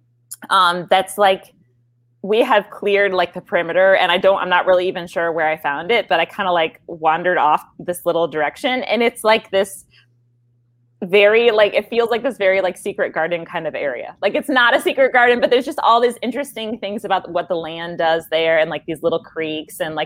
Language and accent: English; Midwest, United States; I'm a Midwesterner